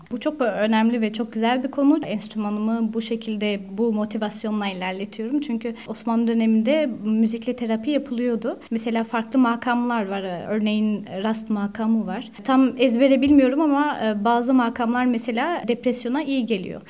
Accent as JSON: {"language": "Turkish", "town": "Strasbourg", "region": "Grand Est", "country": "France", "tie": "born or raised there", "also_born_or_lived": "Istanbul / Switzerland", "lives_now": "Paris, France", "said": "Strasbourg doğumluyum."}